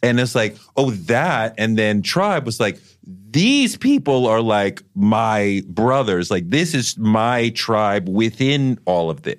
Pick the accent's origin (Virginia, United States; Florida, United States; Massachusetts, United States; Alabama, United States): Massachusetts, United States; Boston; growing up in Boston, going to private school